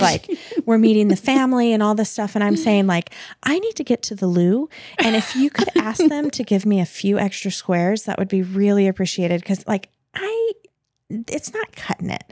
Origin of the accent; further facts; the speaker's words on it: United States; I'm American